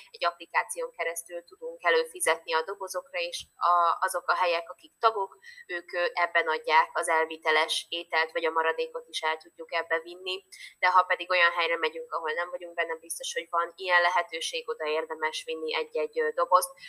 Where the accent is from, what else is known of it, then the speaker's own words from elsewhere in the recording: Hungary; now in Budapest, Hungary; én vidéki vagyok alapvetően